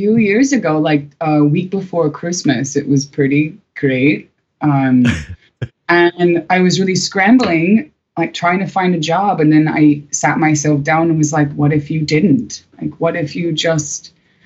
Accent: Kansas, United States; moved away as an adult; also born or lived in Chicago; I'm from the middle of nowhere. I'm from Kansas.

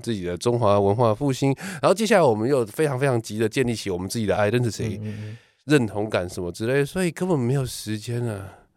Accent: Taiwan; 我们台湾人

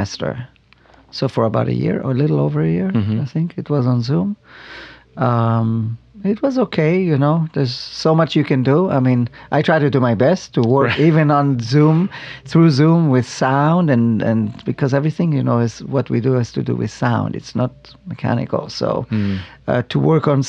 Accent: Israel; now in Arizona, United States; Not far from Tel Aviv. Mm-hmm. I grew up on a farm

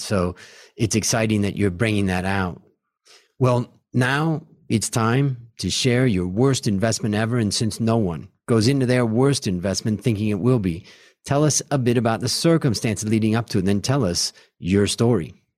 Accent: United States; moved away as an adult; now in Thailand; as an American who lives in Thailand now for thirty years of my life

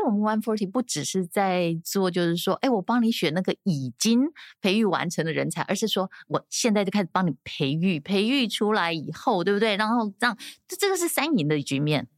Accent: Taiwan; 所以其实我们台湾人自己很清楚我们是怎么样对待别人的

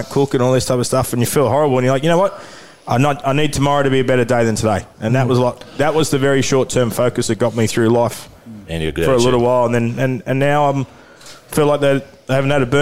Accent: Newcastle, New South Wales, Australia; I went to school with my with Sharni at the time and we grew up in Newcastle

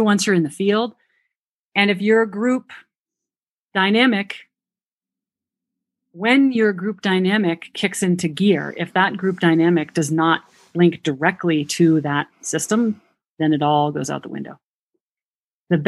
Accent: New Hampshire, United States; accent: New Hampshire; that's my New Hampshire accent

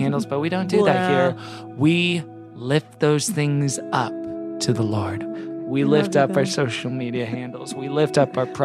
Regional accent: Houston, Texas, United States; now in Los Angeles, United States; my hometown, Houston

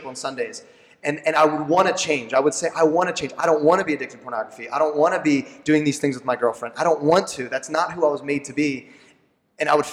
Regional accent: Lancaster County, Pennsylvania, United States; I'm born and raised in Lancaster County

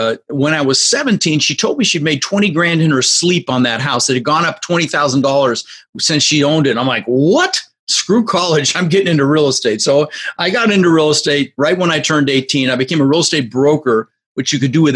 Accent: Denver, Colorado, United States; also born or lived in Netherlands; Came here when I was just 6 years old from Holland. I was born in the Netherlands, and we immigrated. I lived in Denver, Colorado, for about 30 years, and we grew up with very little

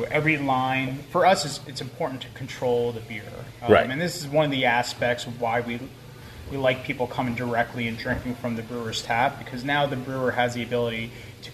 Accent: Newark, New Jersey, United States; moved away; also born or lived in Passaic, New Jersey / Philadelphia; I grew up in the city. I was born in Passaic. I grew up in Newark

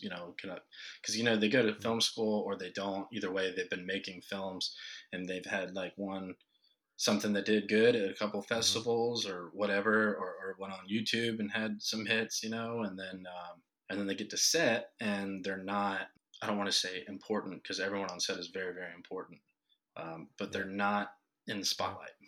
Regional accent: Ohio, United States; now in North Carolina, United States; I'm from Ohio

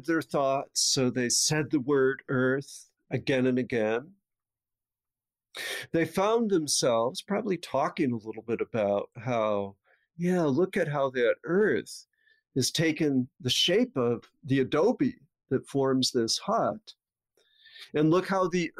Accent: Avon, New York, United States; my hometown of Avon, New York, near Rochester

